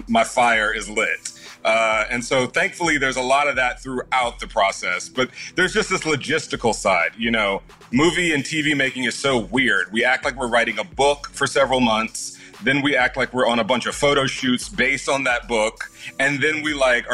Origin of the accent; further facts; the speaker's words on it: Houston, Texas, United States; moved away; I was born there, born and raised in Houston